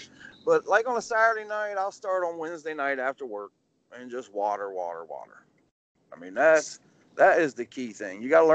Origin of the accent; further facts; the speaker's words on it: Ohio, United States; moved away; I'm originally from Ohio. I grew up around dirt tracks, Eldora.